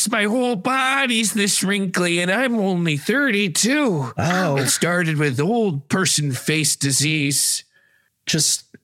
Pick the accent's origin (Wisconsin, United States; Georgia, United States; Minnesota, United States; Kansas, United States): Kansas, United States; uh, I'm from the Kansas side. I'm a monster.